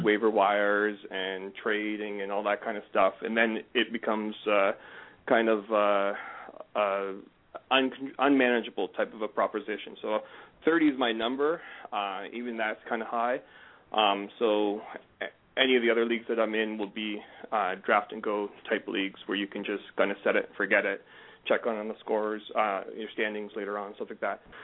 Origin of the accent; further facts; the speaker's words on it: Canada; I'm a Canadian